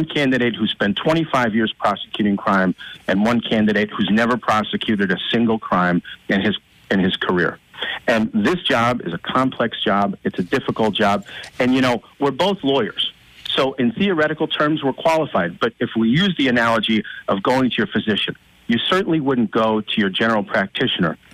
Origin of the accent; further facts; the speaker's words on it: Old Forge, Pennsylvania, United States; We both hail from Old Forge, just a few blocks away from each other